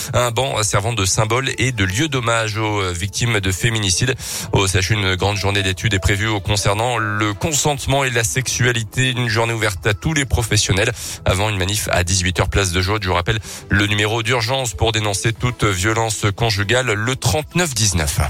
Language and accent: French; France; Chez nous en France